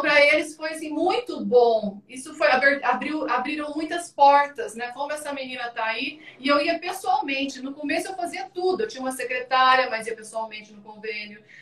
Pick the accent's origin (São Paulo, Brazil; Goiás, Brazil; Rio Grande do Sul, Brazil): São Paulo, Brazil; Ituverava; moved away as an adult; now in Carapicuíba, Brazil; eu sou de Ituverava, vou morar em São Paulo